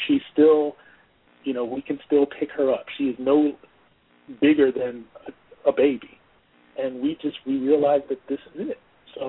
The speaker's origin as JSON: {"language": "English", "region": "New Jersey", "country": "United States", "tie": "born or raised there", "also_born_or_lived": "Georgia", "said": "Half and half. I grew up in New Jersey and I grew up in Georgia."}